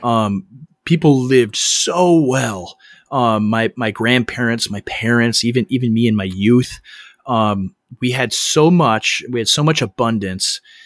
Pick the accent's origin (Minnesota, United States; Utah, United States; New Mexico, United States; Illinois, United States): Minnesota, United States; I am in Minnesota. I'm from, I'm born and raised here. I'm in my hometown